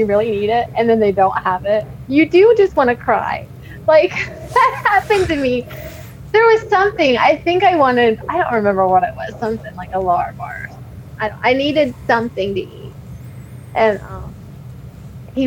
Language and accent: English; Cincinnati, Ohio, United States; my hometown. I love Cincinnati and I love Ohio